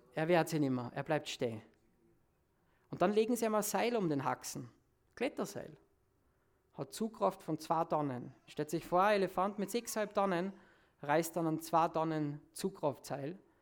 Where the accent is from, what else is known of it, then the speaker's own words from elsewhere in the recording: Salzburg, Austria; Bei uns in Salzburg